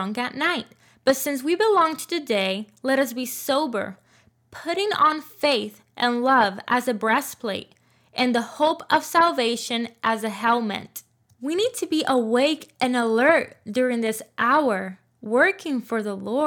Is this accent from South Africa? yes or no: no; Puerto Rico; I was born and raised in Puerto Rico